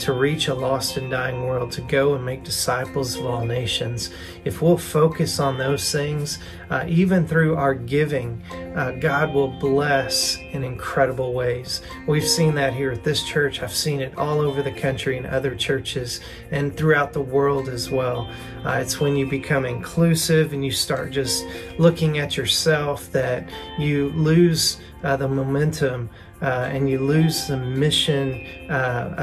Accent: the South, United States; accent: southern; now in Fort Smith, United States; my southern accent

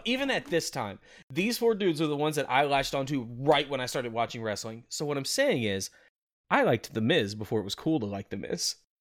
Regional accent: Memphis, Tennessee, United States; I'm from the Memphis area

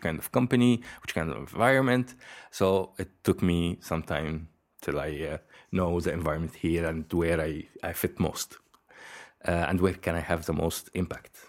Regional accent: Egypt; moved away as an adult; now in Belgium; I'm originally from Egypt.

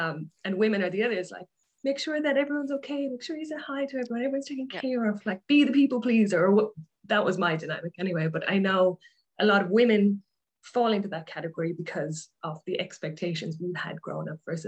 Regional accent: Ireland; moved away as an adult; now in Australia; So I grew up in Ireland. I moved to Australia nearly 11 years ago. So that's why my accent is probably a bit weird.

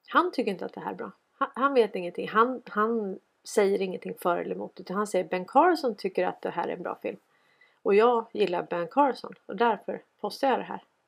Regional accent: Sweden

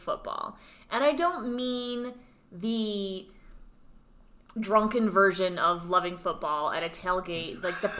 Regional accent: Massachusetts, United States; now in Denver, United States; we're actually from Massachusetts

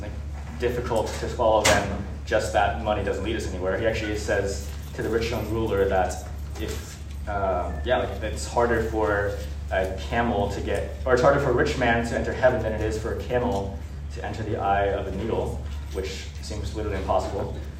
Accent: United States; we were born in America

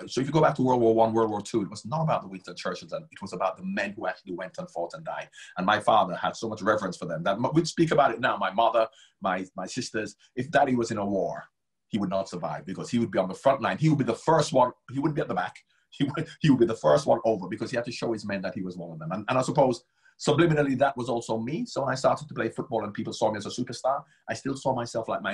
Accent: Jamaica; also born or lived in Kingston, Jamaica; now in United Kingdom; I grew up in Jamaica

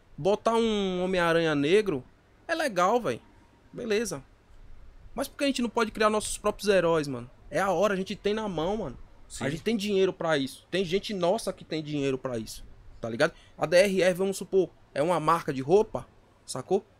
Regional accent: Bahia, Brazil; now in São Paulo, Brazil; Eu vim da Bahia

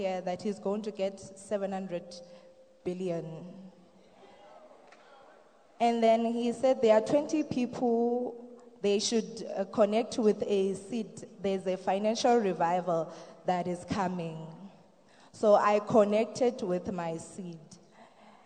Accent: Eastern Cape, South Africa; moved away as an adult; now in Pretoria, South Africa; I'm from Eastern Cape

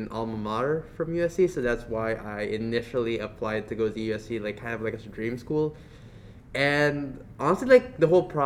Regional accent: Philippines; moved away as an adult; now in Los Angeles, United States; I'm also an international student. From the Philippines, majoring in economics.

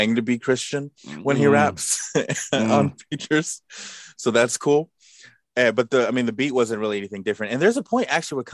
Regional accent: California, United States; I'm from California

